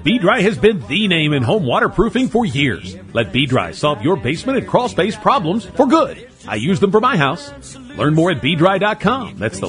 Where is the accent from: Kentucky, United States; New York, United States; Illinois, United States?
Kentucky, United States; Paris; from my hometown in Paris, Kentucky.